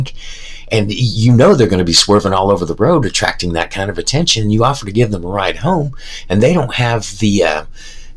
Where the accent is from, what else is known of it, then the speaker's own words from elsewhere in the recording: United States; I'm an American